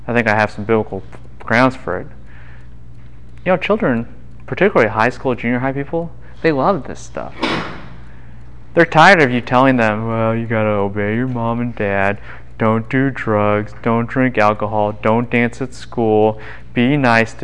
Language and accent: English; Midwest, United States; moved away; I grew up in the Midwest too